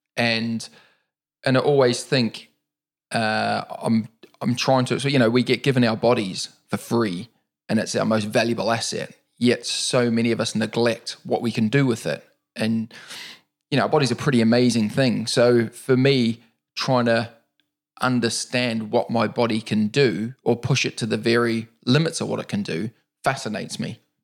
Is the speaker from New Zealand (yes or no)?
yes; New Zealand; moved away as an adult; also born or lived in Auckland, New Zealand / Wellington, New Zealand / Dargaville, New Zealand / London, United Kingdom; now in United Kingdom; I was born and raised in New Zealand. Um, I left New Zealand at the age of twenty-two.